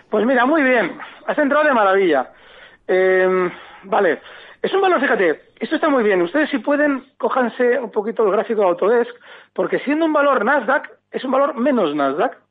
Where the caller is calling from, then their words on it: Las Palmas, Canary Islands, Spain; Hola, buenas tardes. … de Las Palmas.